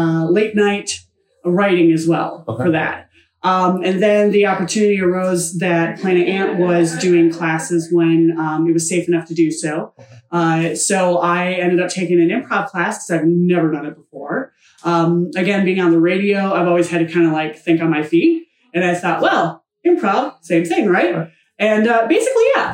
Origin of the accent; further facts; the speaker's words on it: Flint, Michigan, United States; I'm from Flint, Michigan